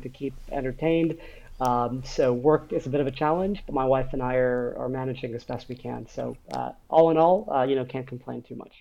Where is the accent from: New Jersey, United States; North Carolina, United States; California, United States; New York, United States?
California, United States; Los Angeles; moved away as an adult; also born or lived in India / East Africa / Middle East; now in Singapore; I'm from the U.S. I'm from Los Angeles